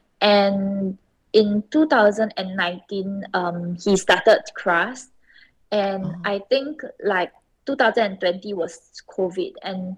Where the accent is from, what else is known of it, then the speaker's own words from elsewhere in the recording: Singapore; now in Taiwan; but I grew up in Singapore, so a lot of my connections are actually based in Singapore and not so much in Taiwan.